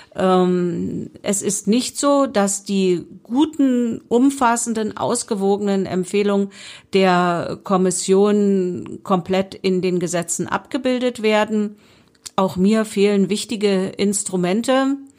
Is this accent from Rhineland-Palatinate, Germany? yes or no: no; Spremberg, Brandenburg, Germany; ich bin ja gebürtige Sprembergerin und liebe meine Stadt